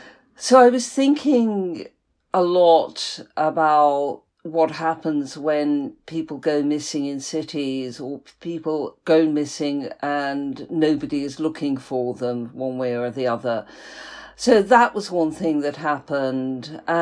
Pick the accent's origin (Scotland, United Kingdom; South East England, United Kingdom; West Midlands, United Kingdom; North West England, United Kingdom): North West England, United Kingdom; Liverpool; moved away as an adult; now in London, United Kingdom; I'm from Liverpool, yeah, which is a sort of, you know, quite a strong sort of, you know, geographical identity.